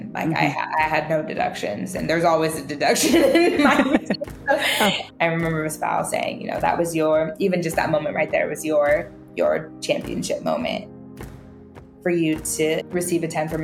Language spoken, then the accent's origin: English; California, United States; I was born and raised in California.